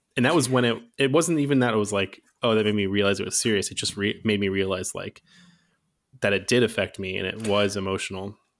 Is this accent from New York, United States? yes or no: no; Fremont, California, United States; also born or lived in Redwood City / Oakland; I grew up in the Bay Area my whole life